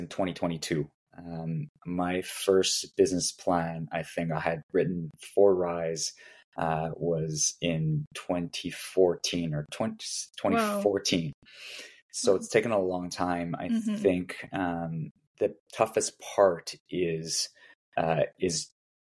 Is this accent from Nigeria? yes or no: no; Vancouver, British Columbia, Canada; now in Toronto, Canada; I grew up in Vancouver